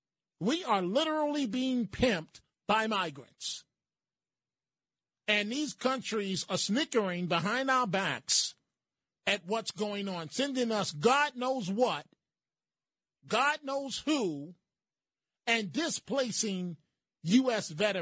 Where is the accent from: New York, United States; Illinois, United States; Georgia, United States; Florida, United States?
New York, United States; New York City; born or raised there